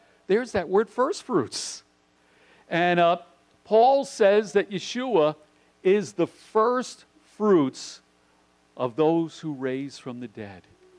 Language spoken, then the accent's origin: English; New York City, New York, United States; I grew up in New York City